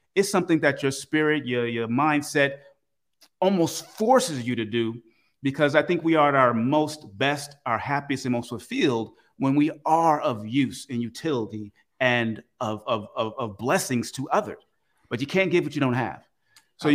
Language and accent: English; Oakland, California, United States; I grew up in Oakland, California, pretty rough place